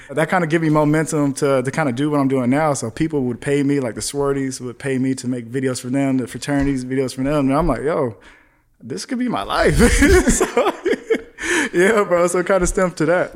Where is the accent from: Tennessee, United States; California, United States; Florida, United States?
California, United States; Palmdale; now in North Hollywood, United States; growing up in Palmdale, bro, it was just, like, not much out there.